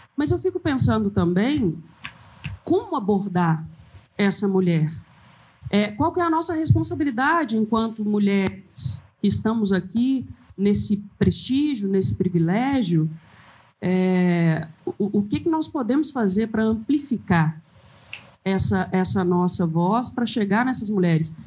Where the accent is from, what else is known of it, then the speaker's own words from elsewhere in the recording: Lagoa da Prata, Minas Gerais, Brazil; now in Belo Horizonte, Brazil; eu sou do interior, eu Nasci em Lagoa da Prata, fiquei lá até 18 anos de idade